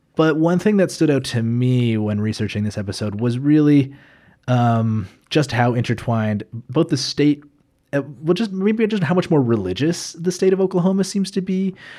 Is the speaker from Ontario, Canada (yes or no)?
no; Calgary, Alberta, Canada; moved away as an adult; now in Edmonton, Canada; I'm actually from Calgary uh, originally. I know, i I know I, but I, I, moved up to Edmonton nine years ago